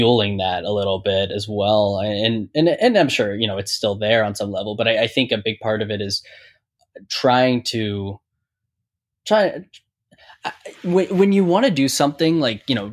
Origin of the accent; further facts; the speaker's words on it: Pittsburgh, Pennsylvania, United States; I'm from Pittsburgh